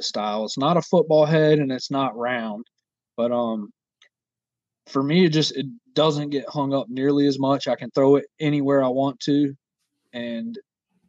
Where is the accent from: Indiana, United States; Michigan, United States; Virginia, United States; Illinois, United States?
Virginia, United States; I am from Virginia